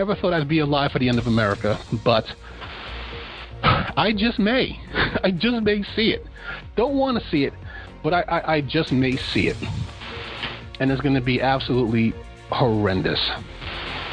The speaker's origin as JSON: {"language": "English", "region": "New York", "country": "United States", "said": "I'm from New York"}